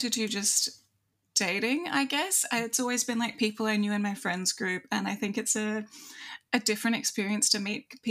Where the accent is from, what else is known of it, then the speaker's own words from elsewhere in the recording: Australia; I am Australian, but also Kiwi is probably the safer guess